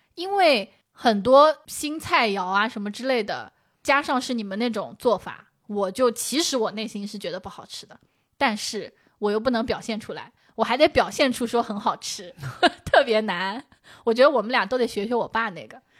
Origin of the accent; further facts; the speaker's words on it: Shaoxing, Zhejiang, China; accent: Shaoxing Mandarin; moved away; 这就是我们的绍兴普通话